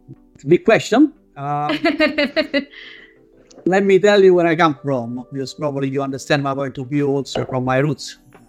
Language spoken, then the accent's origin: English; Italy; accent: Italian; English is a second language; moved away as an adult; now in Melbourne, Australia; Italian, as you can guess from my accent, been in Melbourne since 2006.